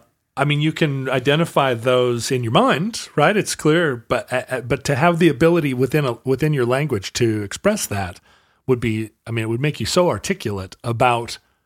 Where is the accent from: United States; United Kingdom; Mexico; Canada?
United States; the Northwest, Pacific Northwest; as we were raised here in the Northwest